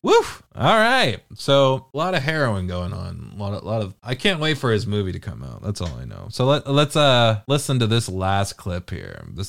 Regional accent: United Kingdom; Canceled has two L's and there's a question mark at the end. I'm British, dog. That's why there's two L's in it.

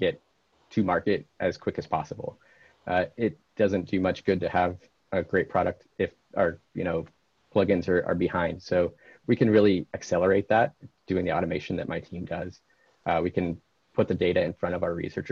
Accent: Denver, Colorado, United States; I grew up in Denver

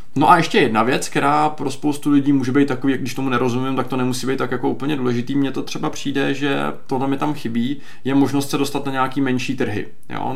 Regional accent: Czechia; jako Češi

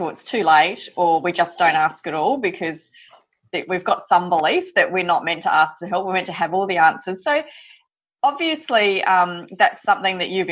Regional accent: Australia; being Australian

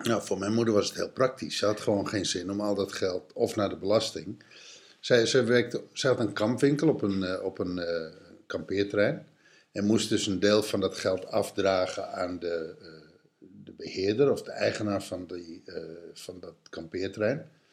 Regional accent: Texel, North Holland, Netherlands; Ik, ik ben opgegroeid op Texel

